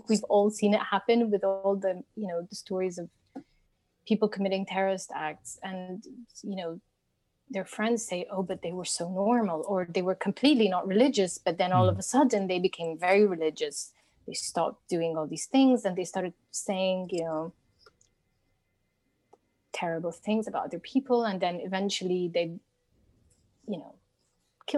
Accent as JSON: {"language": "English", "town": "Cairo", "region": "Cairo Governorate", "country": "Egypt", "tie": "born or raised there", "said": "It's my Egyptian upbringing"}